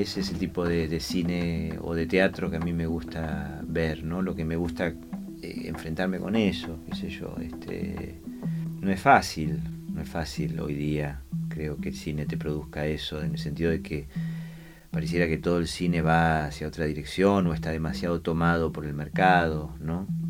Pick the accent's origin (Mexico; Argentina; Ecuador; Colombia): Argentina; yo soy argentino